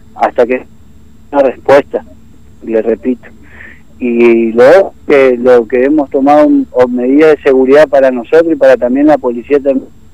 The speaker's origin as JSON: {"language": "Spanish", "town": "Laguna Blanca", "region": "Formosa", "country": "Argentina", "moved": "yes", "said": "soy de Laguna Blanca, de donde la cuna del gobernador y del vicegobernador"}